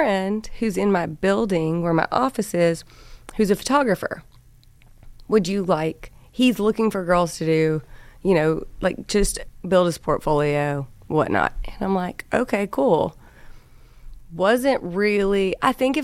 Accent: Cadiz, Kentucky, United States; also born or lived in Nashville, Tennessee; I'm from Cadiz, Kentucky. I lived in Nashville for 7 years because I was cheering with the Tennessee Titans.

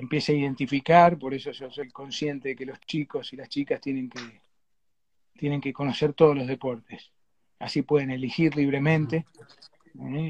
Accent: Argentina; nosotros acá en Mar del Plata

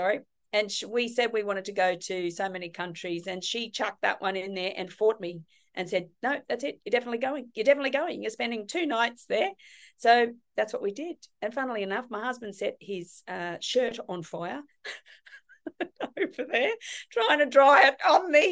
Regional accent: Cairns, Queensland, Australia; also born or lived in Gold Coast / Kirra; I'm actually from Cairns. Born and bred in Cairns. Yeah. I went to school here

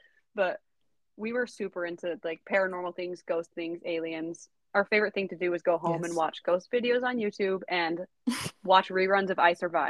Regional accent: Snowflake, Arizona, United States; you're growing up in Snowflake

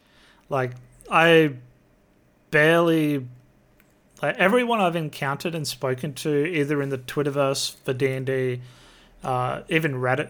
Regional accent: Australia; I'm an Aussie.

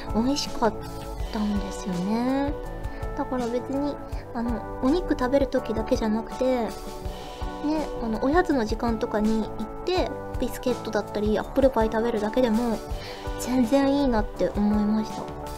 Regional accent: Kyushu, Japan; now in Tokyo, Japan; 九州出身の私は

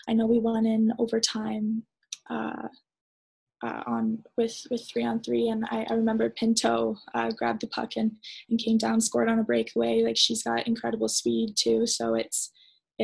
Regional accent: Canada; being a Canadian

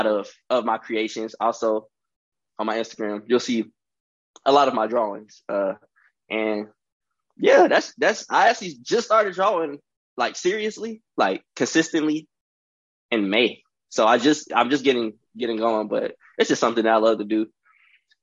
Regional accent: Charlotte, North Carolina, United States; I am from Charlotte, North Carolina

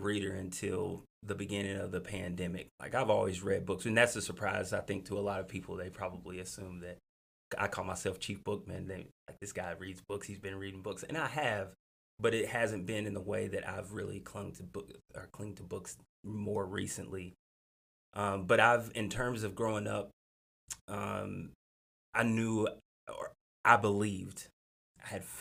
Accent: Hazard, Kentucky, United States; growing up in Lotz Creek, Kentucky, in Hazard

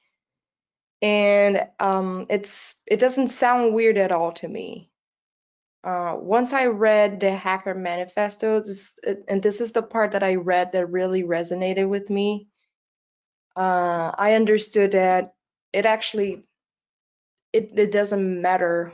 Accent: Brazil; English is a second language; I am not a natural born English speaker. It's not my first language. I'm from Brazil, actually. I live most of my time in Brazil

